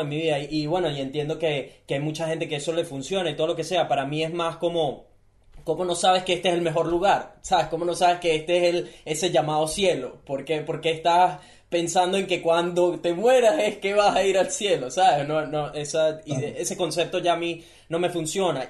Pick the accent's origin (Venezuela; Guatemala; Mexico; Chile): Venezuela; now in Gold Coast, Australia; yo nací en Venezuela. Yo nací en un país donde no tengo las oportunidades que tienen ellos